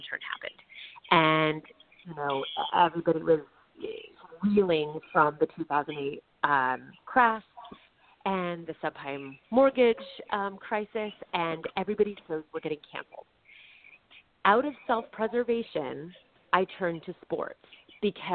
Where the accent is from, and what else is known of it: Orange County, California, United States; born or raised there; also born or lived in Manhattan, New York / Queens, New York / White Plains, New York